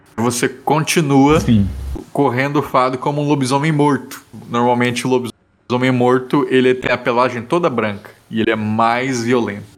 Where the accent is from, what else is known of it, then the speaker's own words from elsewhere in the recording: Mato Grosso do Sul, Brazil; eu sou de Mato Grosso do Sul